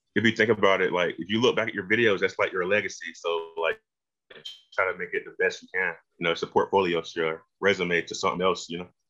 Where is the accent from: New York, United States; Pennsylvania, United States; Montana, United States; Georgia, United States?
Georgia, United States; Macon; also born or lived in Milledgeville; I'm from Macon, not that uh, far.